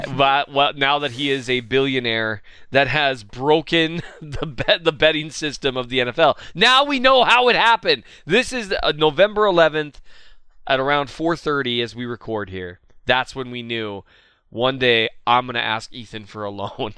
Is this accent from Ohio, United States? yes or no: no; Minnesota, United States; I'm from Minnesota